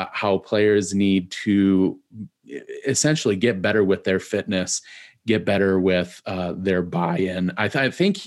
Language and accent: English; Midwest, United States; growing up in the Midwest